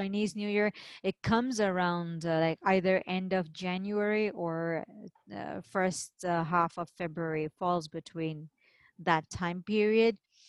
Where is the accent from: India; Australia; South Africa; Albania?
India; And because I'm Indian, and in India we have a similar festival.